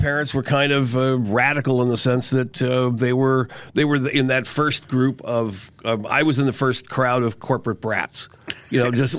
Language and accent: English; Ann Arbor, Michigan, United States; No, I'm a Flatlander. No, I was born in Ann Arbor. My dad was a graduate student at the University of Michigan. So I was born in Ann Arbor. My parents are both from Queens.